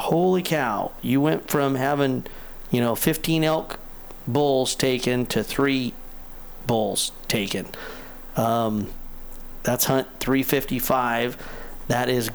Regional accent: Crescent City, California, United States; my hometown of Crescent City

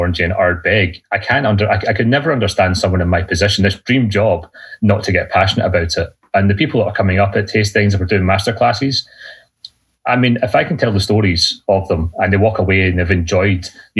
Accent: Lanarkshire, Scotland, United Kingdom; I am from Scotland. I'm from a place just outside Glasgow called Lanarkshire

